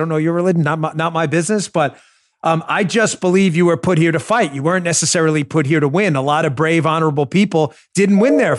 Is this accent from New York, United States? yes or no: yes; New York City, New York, United States; I grew up in New York with the Ed Koch, David Dinkins era.